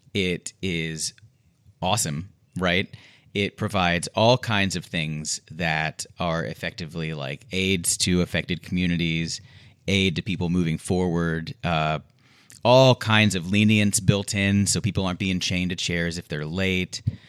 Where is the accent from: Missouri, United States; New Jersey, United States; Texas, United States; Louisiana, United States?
Texas, United States; Houston; I'm also from Houston